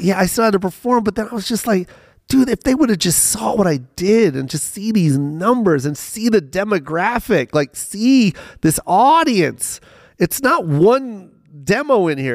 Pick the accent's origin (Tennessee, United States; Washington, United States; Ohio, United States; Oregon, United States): Washington, United States; Tacoma; also born or lived in Las Vegas; I'm from Tacoma